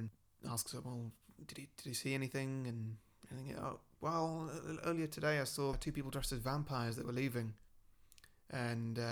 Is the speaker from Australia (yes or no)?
no; United Kingdom; accent: British; I'm British